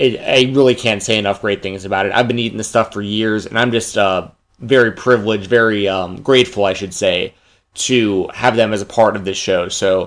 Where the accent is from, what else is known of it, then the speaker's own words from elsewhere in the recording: Atlanta, Georgia, United States; I'm 30 years old, man. I grew up in Atlanta, Georgia, actually pretty close to Lex Luger, matter of fact.